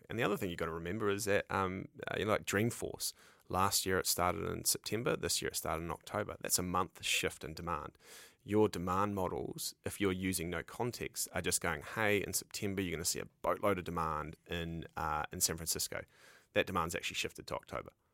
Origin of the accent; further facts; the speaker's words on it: New Zealand; moved away as an adult; now in United States; I'm a Kiwi